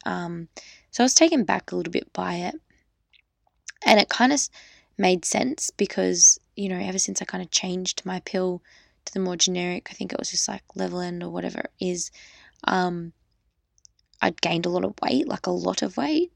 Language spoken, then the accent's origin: English; Australia; I'm just an Australian girl